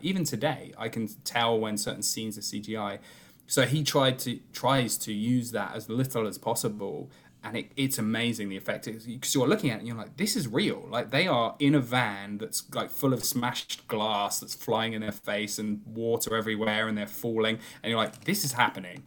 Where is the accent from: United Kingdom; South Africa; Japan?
United Kingdom; I'm a Brit